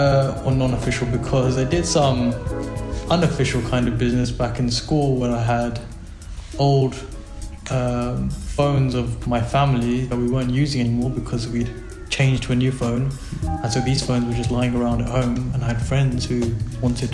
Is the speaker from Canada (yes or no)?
no; London, United Kingdom; moved away as an adult; also born or lived in Pakistan (parents); now in Buenos Aires, Argentina; I was born and raised in London